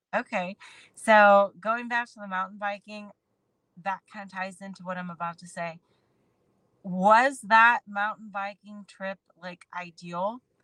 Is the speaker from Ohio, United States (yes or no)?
yes; Akron, Ohio, United States; I'm a girl from Akron, Ohio